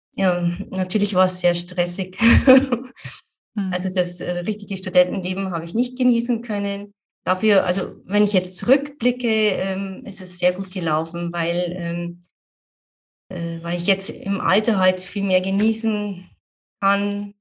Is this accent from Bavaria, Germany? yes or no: yes; Amberg, Bavaria, Germany; Wollte ich unbedingt wieder zurück nach Amberg in meine Heimatstadt